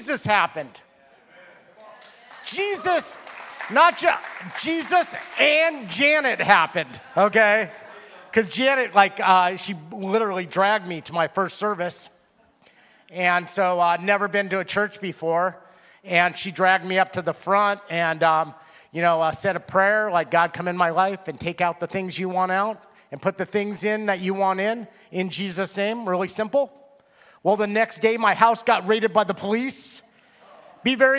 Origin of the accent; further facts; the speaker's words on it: Simi Valley, California, United States; I was from Simi Valley